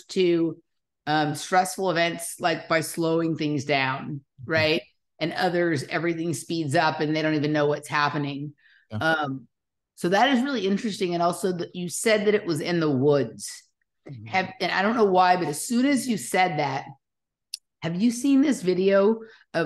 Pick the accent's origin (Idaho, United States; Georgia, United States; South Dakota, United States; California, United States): California, United States; Los Angeles; I grew up in Los Angeles